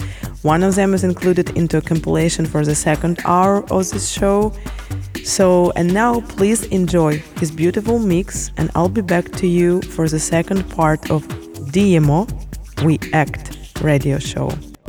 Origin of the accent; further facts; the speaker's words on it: Kyiv, Ukraine; I'm from Kyiv, Ukraine, the capital of brave people.